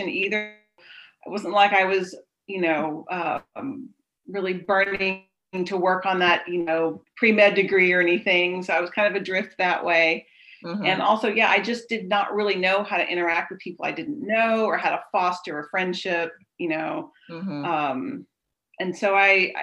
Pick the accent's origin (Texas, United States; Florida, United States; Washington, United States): Texas, United States; Richardson; I grew up in the Dallas area, in Richardson, just north of Dallas